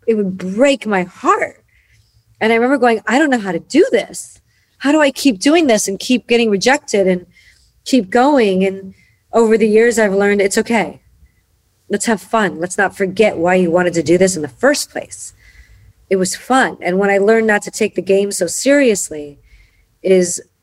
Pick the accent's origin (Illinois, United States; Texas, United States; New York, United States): Illinois, United States; Chicago; I was born and raised in Chicago.